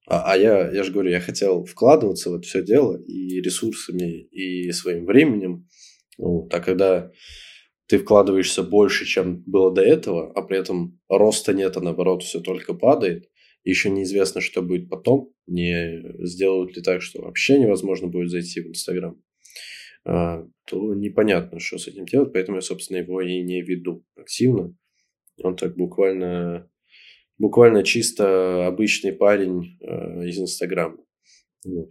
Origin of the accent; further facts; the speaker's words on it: Russia; moved away as an adult; now in Bali, Indonesia; мы из России